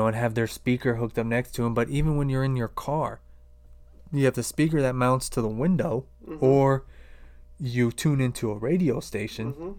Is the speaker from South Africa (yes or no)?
no; Akron, Ohio, United States; I grew up in Akron